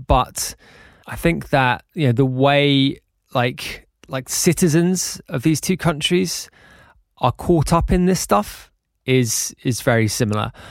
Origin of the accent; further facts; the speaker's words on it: London, United Kingdom; I was born in London and brought up in the U K, but the vast majority of my family are Irish